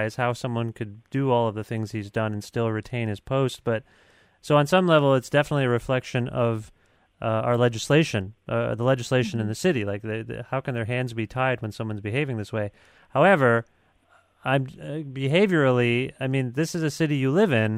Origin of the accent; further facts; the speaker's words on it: Southern Ontario, Canada; also born or lived in Guelph; We're from Southern Ontario